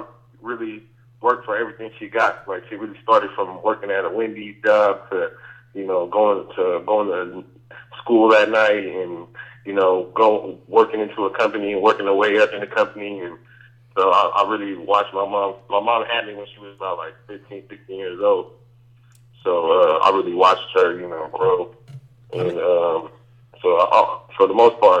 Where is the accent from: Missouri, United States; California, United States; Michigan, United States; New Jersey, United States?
California, United States; Sacramento; I was born and raised in Sacramento